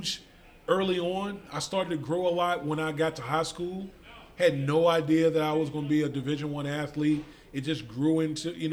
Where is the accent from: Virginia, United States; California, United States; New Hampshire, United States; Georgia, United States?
Virginia, United States; Beaverdam; I grew up out in the country. I grew up in Beaverdam.